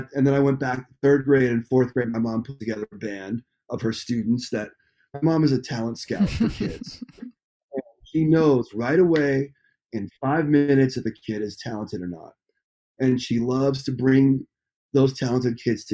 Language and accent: English; Nyack, New York, United States; growing up in Nyack